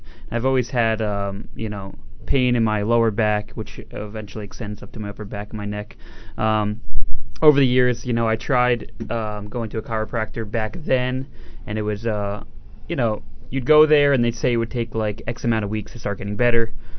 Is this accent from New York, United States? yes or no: no; New Jersey, United States; I run my own business. I come from South Jersey.